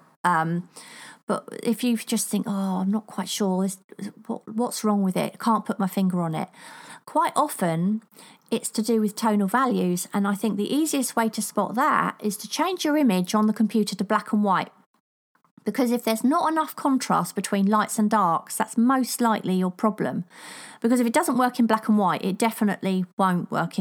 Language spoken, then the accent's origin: English; United Kingdom; accent: cross between Queen's English and Cockney (Estuary); there's an actual name for my accent. Can't remember what it's called now, but apparently it's a cross between the Queen's English and Cockney.